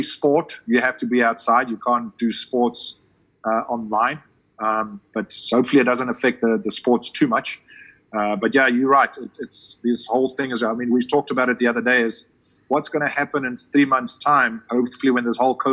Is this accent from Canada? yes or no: no; South Africa; moved away as an adult; I'm always a South African.